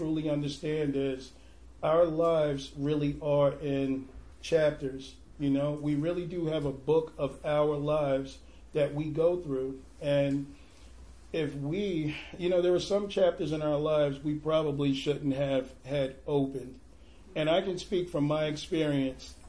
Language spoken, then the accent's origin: English; New York City, New York, United States; moved away as an adult; now in Portland, United States; I'm actually originally from Brooklyn, New York. I came to Portland about 10 years ago.